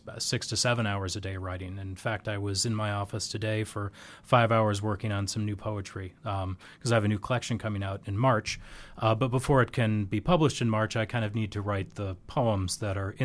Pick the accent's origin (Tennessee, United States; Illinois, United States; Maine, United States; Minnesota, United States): Minnesota, United States; Minneapolis–Saint Paul; moved away as an adult; also born or lived in Europe / Northern Ireland; now in Sioux Falls, United States; I'm originally from the Twin Cities, and then I moved to Europe for about 7 years